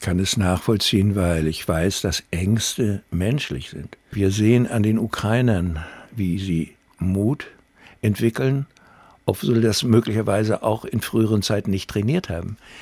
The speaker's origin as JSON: {"language": "German", "town": "Rostock", "region": "Mecklenburg-Vorpommern", "country": "Germany", "tie": "born or raised there", "said": "meine Heimat, Uni Rostock"}